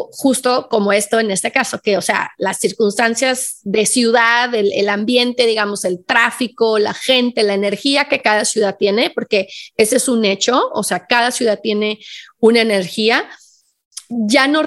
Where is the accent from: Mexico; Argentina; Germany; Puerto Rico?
Mexico; Guadalajara, Jalisco; yo vengo de Guadalajara, o sea, una ciudad donde hay un montón de tráfico